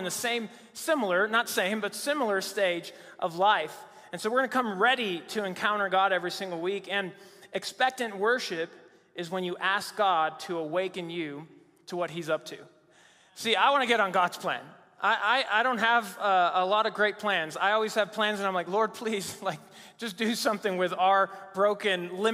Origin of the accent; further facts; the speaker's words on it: Mexico City, Mexico; moved away as an adult; also born or lived in Virginia, United States; now in United States; I grew up in Mexico City, Mexico